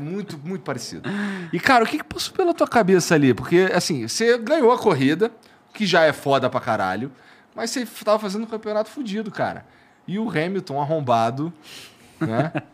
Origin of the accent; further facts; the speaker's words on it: Brazil; a gente é brasileiro